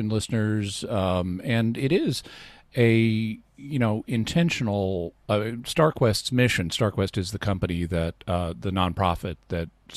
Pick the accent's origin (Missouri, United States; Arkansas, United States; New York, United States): Arkansas, United States; also born or lived in Texas; I was born in Texas and raised in Arkansas